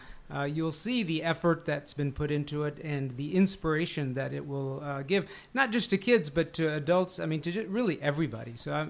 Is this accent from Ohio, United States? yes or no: no; Arlington, Texas, United States; also born or lived in Vadodara, India / Memphis, Tennessee / Chicago; now in Houston, United States; I came here when I was 2. Oh. So I was raised here in Arlington.